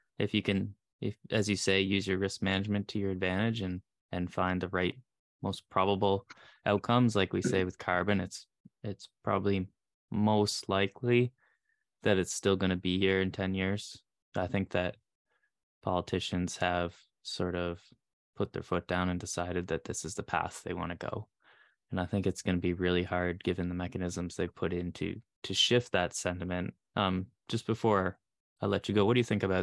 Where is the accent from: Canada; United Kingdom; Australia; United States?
Canada; I'm Canadian